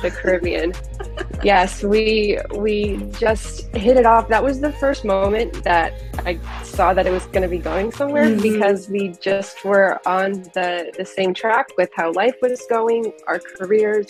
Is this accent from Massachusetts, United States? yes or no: no; Florida, United States; growing up in Florida, I am quite the Disney girl